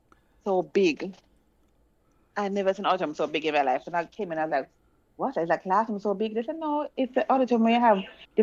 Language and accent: English; Spanish Town, Saint Catherine, Jamaica; Because I grew up in Spanish Town